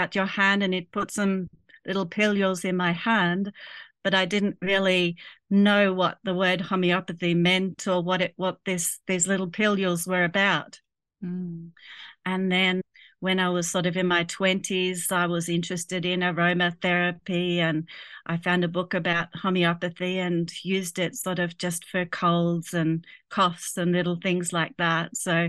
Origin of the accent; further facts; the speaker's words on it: Germany; moved away; I grew up in Germany